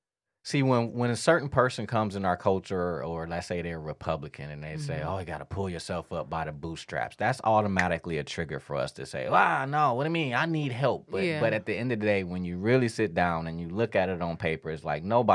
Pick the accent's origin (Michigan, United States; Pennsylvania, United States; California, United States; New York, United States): Michigan, United States; Detroit; Growing up on the east side